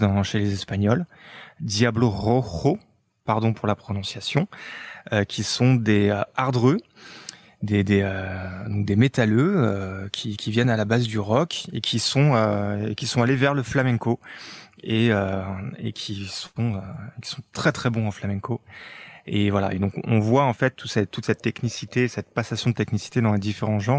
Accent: France; chez nous en France

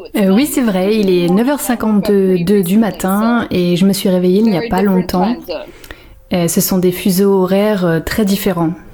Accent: Silver City, New Mexico, United States; moved away; also born or lived in Portland; Moi j'ai grandi à Silver City

